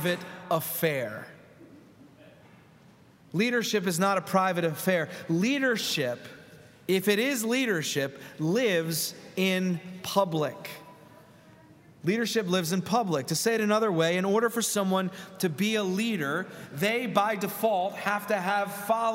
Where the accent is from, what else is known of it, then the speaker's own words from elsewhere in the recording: Philadelphia, Pennsylvania, United States; I'm from Philadelphia.